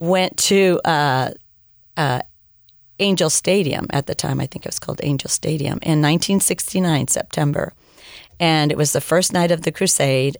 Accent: United States; I wasn't American enough or I wasn't Mexican enough.

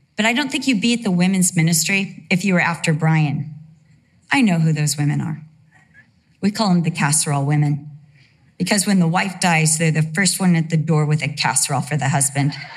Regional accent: Costa Mesa, California, United States; also born or lived in Santa Ana, California / Vista, California / England; For the most part of my life, I lived in Costa Mesa, California

